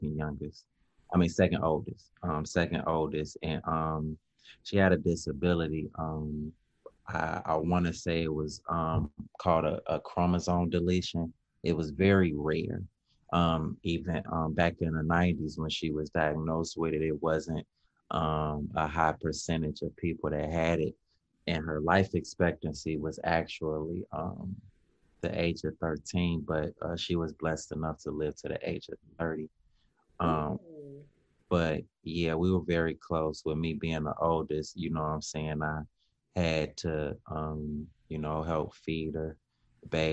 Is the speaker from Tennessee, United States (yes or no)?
no; Chicago, Illinois, United States; growing up in Chicago